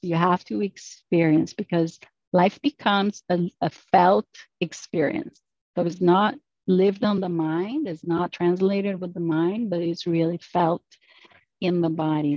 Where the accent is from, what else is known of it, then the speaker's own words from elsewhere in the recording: Brazil; moved away; I'm from Brazil originally, so the culture is a little bit different than it is in the US